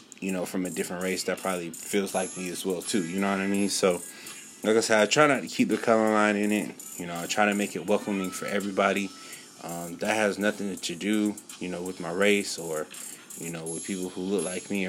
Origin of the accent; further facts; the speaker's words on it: California, South Carolina, United States; growing up in California and also growing up here in South Carolina